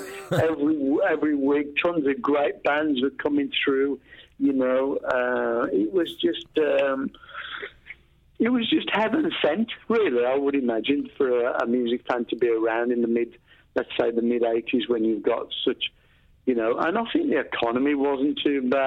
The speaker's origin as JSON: {"language": "English", "town": "Walsall", "region": "West Midlands", "country": "United Kingdom", "tie": "born or raised there", "said": "where we grew up in a place called Walsall in the Black Country"}